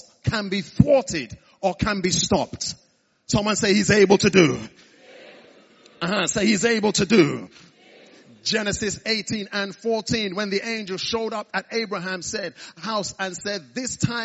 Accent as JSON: {"language": "English", "area": "the East", "region": "eastern Nigeria", "country": "Nigeria", "tie": "born or raised there", "moved": "yes", "lives_now": "United Kingdom", "said": "I was born in the East."}